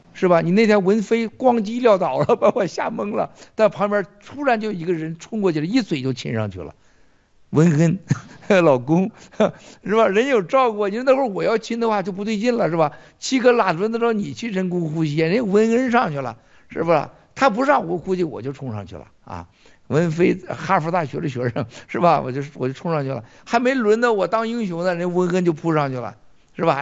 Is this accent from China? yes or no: yes; China; 我们中国人思维当中啊，你看分得很清楚的